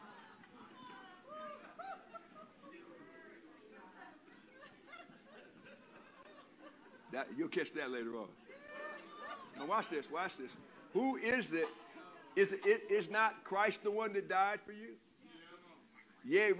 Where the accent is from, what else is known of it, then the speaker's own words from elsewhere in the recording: Compton, California, United States; I grew up in Compton